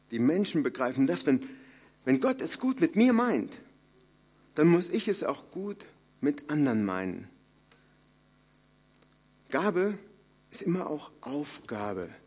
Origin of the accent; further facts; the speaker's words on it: North Rhine-Westphalia, Germany; Ich komme aus dem Siegerland, äh, also einer frommen Kante in Deutschland.